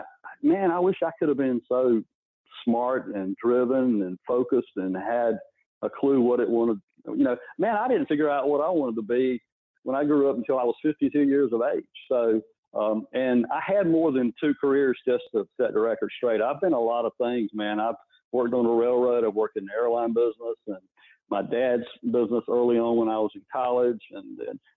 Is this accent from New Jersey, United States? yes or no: no; Raleigh, North Carolina, United States; born or raised there